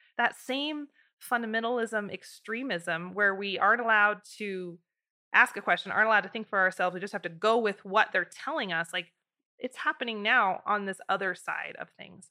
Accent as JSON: {"language": "English", "country": "United States", "said": "living in America as an American"}